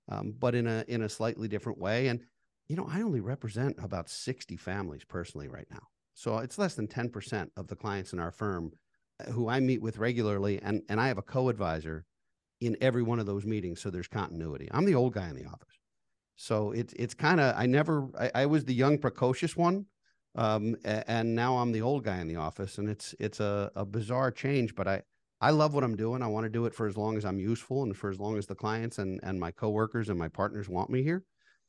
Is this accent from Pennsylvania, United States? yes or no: no; Baltimore, Maryland, United States; I grew up in the Baltimore metro area and I was taught two things. And that was to root for all things Baltimore and against all things Washington.